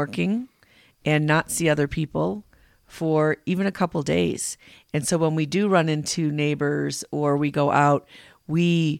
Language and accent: English; Illinois, United States; now in Colorado, United States; When we were growing up in Illinois